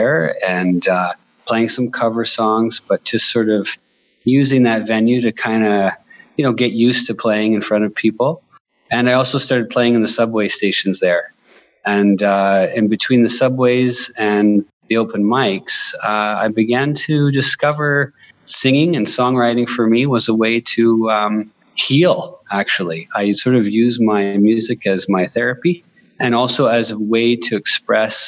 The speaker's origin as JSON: {"language": "English", "town": "Bancroft", "region": "Ontario", "country": "Canada", "moved": "as an adult", "lives_now": "Inuvik, Canada", "said": "I'm from Bancroft. It was my job took me to the north."}